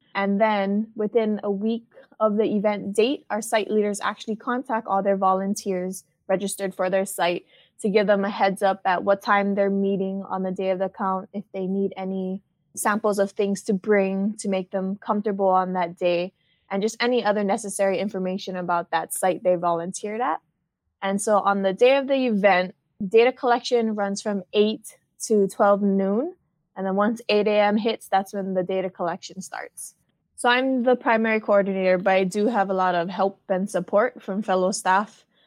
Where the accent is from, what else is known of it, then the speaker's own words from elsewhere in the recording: Hawaii, United States; I'm a local girl born and raised in Hawaii